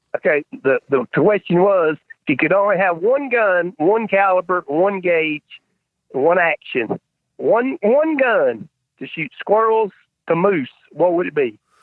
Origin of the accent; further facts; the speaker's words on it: North Carolina, United States; I'm North Carolina